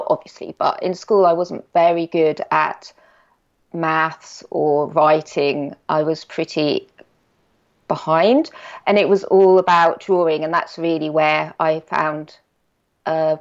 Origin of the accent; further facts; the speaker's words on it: Norfolk, East of England, United Kingdom; I grew up in Norfolk. So I'm in a very small village.